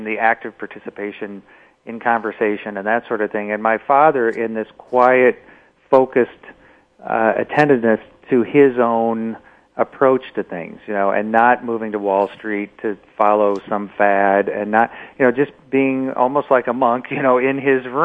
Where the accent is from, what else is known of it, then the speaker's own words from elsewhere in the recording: Omaha, Nebraska, United States; It was a very classic Midwestern upbringing. I joke about the fact that my great-grandfather's name was Ernest and his brother's name was Frank. So I come from Frank and Ernest in Omaha, Nebraska